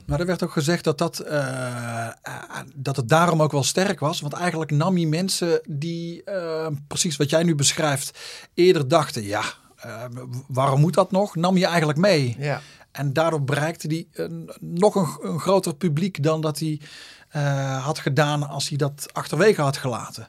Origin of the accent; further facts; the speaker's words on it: Zundert, North Brabant, Netherlands; Ik kom uit Zundert, dat ligt tussen Breda en Antwerpen.